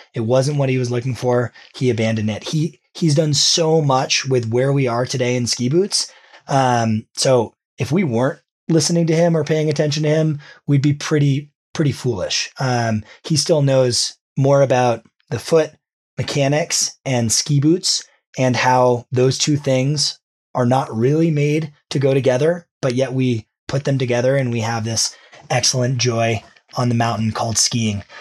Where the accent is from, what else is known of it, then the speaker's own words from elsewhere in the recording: New Hampshire, United States; I grew up in New Hampshire